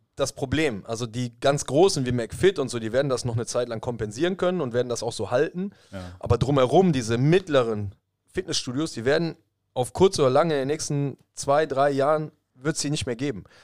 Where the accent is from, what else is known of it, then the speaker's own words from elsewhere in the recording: Germany; bei uns in Deutschland